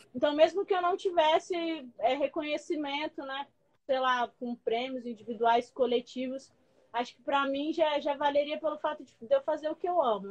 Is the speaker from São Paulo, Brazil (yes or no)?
no; São Luís, Maranhão, Brazil; moved away; sou de São Luís, né, do Maranhão.